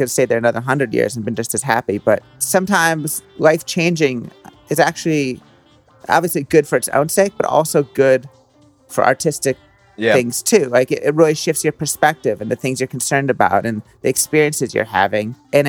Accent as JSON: {"language": "English", "town": "Philadelphia", "region": "Pennsylvania", "country": "United States", "tie": "born or raised there", "also_born_or_lived": "Brooklyn", "moved": "yes", "lives_now": "New Jersey, United States", "said": "I grew up in like outside Philadelphia"}